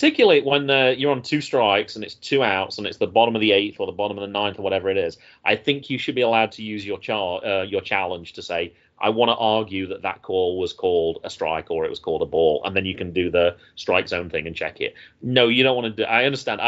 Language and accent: English; United Kingdom; moved away; also born or lived in North Carolina; as a Brit